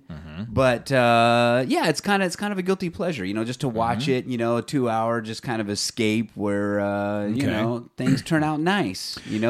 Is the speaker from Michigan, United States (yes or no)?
no; Fresno, California, United States; Local things here where we're from Fresno, the Central Valley area, and we talk about a lot of stuff there